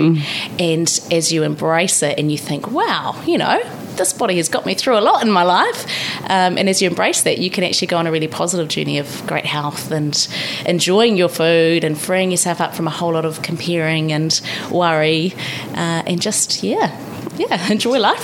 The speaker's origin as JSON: {"language": "English", "town": "Palmerston North", "region": "Manawatū-Whanganui", "country": "New Zealand", "tie": "born or raised there", "also_born_or_lived": "Christchurch / Paris / Canberra", "moved": "as an adult", "lives_now": "Wellington, New Zealand", "said": "We met in Palmerston North, my hometown"}